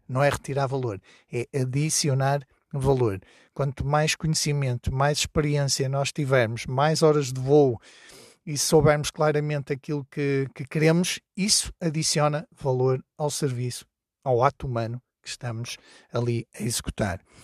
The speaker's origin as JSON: {"language": "Portuguese", "town": "Porto", "region": "Norte", "country": "Portugal", "moved": "yes", "lives_now": "Trás-os-Montes, Portugal", "said": "eu vivo em, em Trás-os-Montes, mas sou do Porto"}